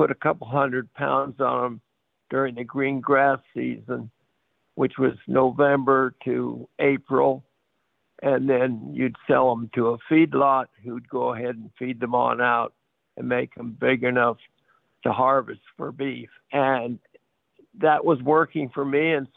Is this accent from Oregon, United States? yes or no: no; Palo Alto, California, United States; also born or lived in San Luis Obispo, California / Paso Robles, California; I was born in San Luis Obispo, but raised in Palo Alto, went through their school system.